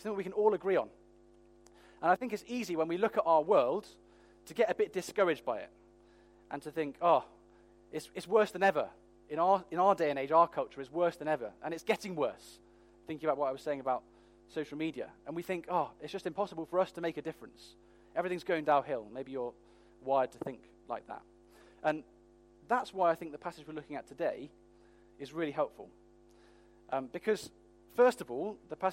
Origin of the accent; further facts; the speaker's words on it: United Kingdom; we're British